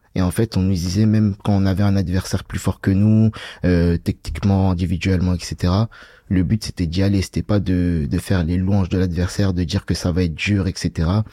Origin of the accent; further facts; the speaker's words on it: Bagneux, Île-de-France, France; also born or lived in Paris; je viens de Bagneux, j'ai grandi à Bagneux. Je suis né sur Paris, mais j'ai grandi à Bagneux